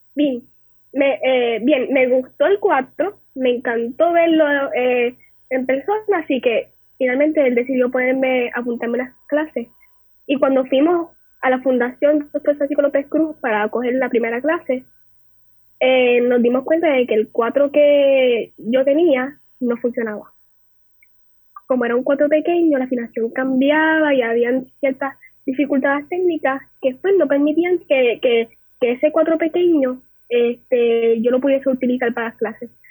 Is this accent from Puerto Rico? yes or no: yes; San Juan, Puerto Rico; nativa de San Juan Santurce tras talleres